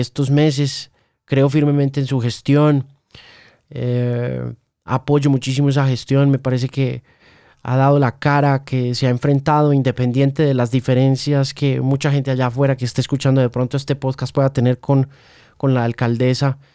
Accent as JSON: {"language": "Spanish", "country": "Colombia", "said": "todos los colombianos"}